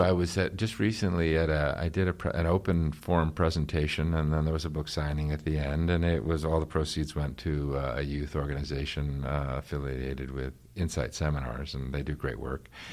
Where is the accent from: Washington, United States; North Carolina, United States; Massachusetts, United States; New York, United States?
New York, United States; I grew up in New York